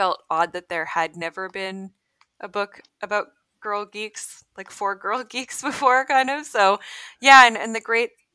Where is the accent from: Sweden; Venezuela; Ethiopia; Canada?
Canada; also born or lived in Rochester, New York; I'm Canadian